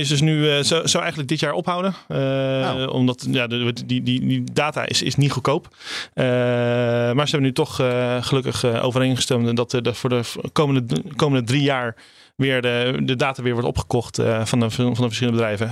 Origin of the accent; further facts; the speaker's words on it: Rotterdam, South Holland, Netherlands; bij ons in Rotterdam